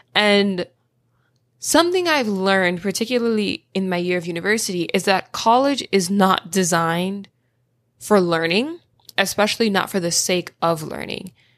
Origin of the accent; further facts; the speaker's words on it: Florida, United States; I'm from Florida